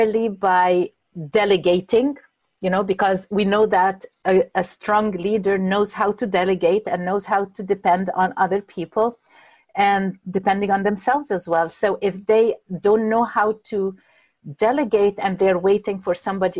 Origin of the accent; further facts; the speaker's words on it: Egypt; moved away; I'm coming from Egypt